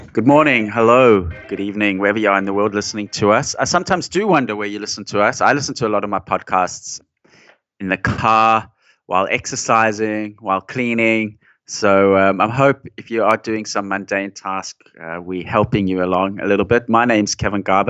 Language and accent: English; South Africa; moved away; I was growing up in South Africa and there was that environment in, in the eighties